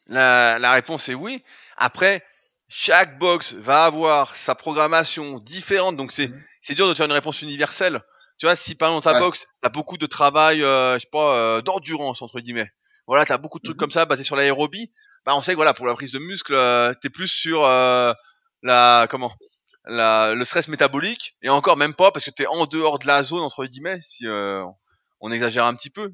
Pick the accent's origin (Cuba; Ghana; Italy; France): France; Annecy, Auvergne-Rhône-Alpes; je suis d'Annecy